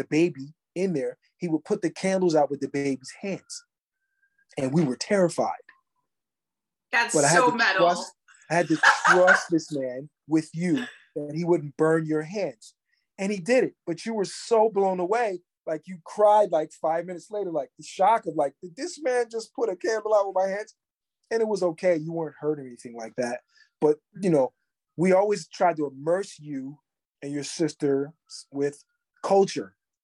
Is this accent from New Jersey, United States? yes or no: yes; Trenton, New Jersey, United States; when I was growing up in Trenton, New Jersey